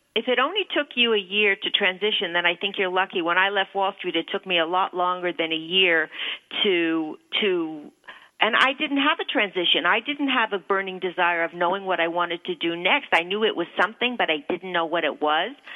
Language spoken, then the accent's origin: English; Toronto, Ontario, Canada; moved away as an adult; also born or lived in New York City; I was uh, born in Toronto. Um, still have family in Toronto, but I left for the for New York City when I was 19. But uh, I can say it's my hometown